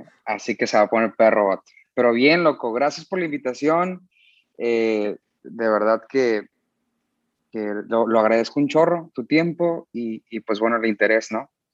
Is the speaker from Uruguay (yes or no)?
no; San Diego, California, United States; Crecí en San Diego, California.